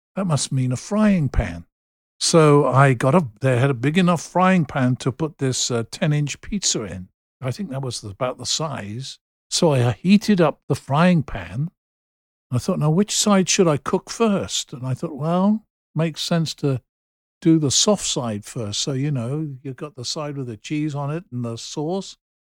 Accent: England, United Kingdom; being English with an English driving license

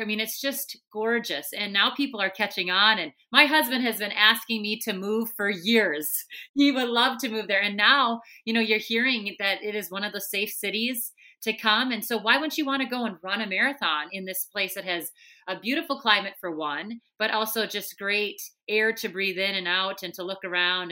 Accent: Minnesota, United States; accent: thick Minnesota; I'm from Minnesota because I have a really thick accent

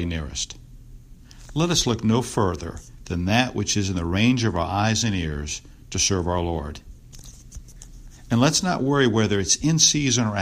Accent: Greenwood, South Carolina, United States; I grew up in Greenwood

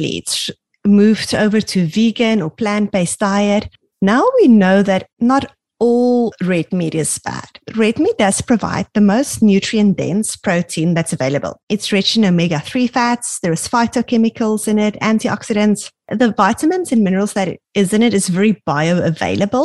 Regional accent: South Africa; now in Canada; we grew up in South Africa

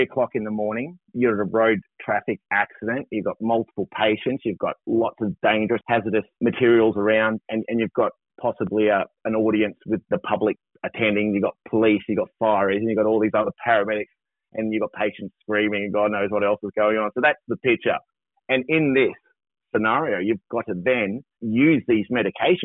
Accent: Tasmania, Australia; moved away as an adult; also born or lived in Queensland; I grew up in Tassie and like most Tasmanians, went away, got my skills and come back

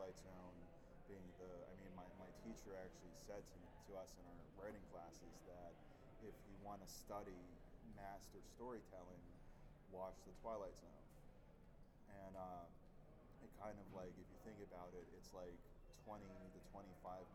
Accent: Pittsburgh, Pennsylvania, United States; I'm actually from Squirrel Hill area.

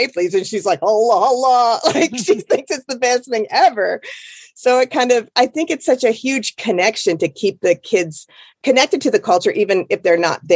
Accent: Iowa, United States; moved away; I grew up in Iowa.

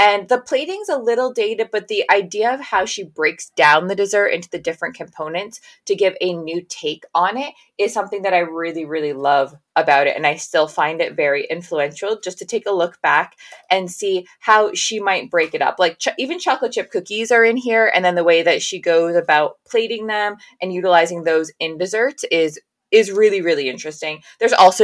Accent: New England, United States; I grew up in New England

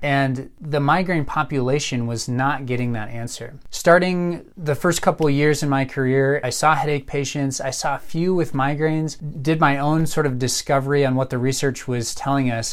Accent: Colorado Springs, Colorado, United States; also born or lived in Minnesota; I grew up here in Colorado Springs

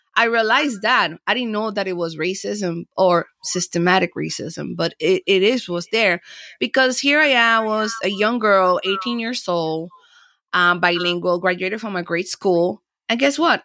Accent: Panama City, Panama; also born or lived in Miami, Florida, United States; now in Los Angeles, United States; I was born and raised in Panama and then I came to the United States and Florida

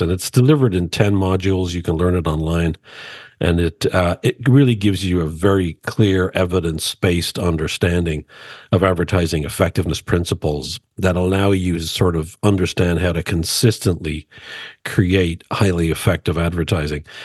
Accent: Dublin, Leinster, Ireland; I grew up in Dublin, Ireland

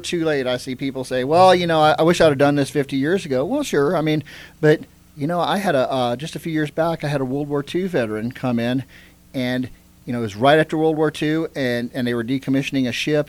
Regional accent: Bakersfield, California, United States; also born or lived in Baton Rouge, Louisiana; now in Hendersonville, United States; I grew up actually in Bakersfield, California

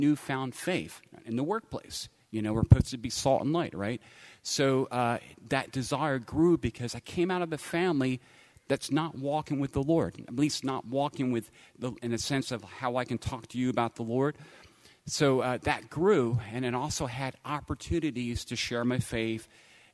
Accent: Langhorne-Newtown area, Pennsylvania, United States; I grew up in the Langhorne-Newtown area

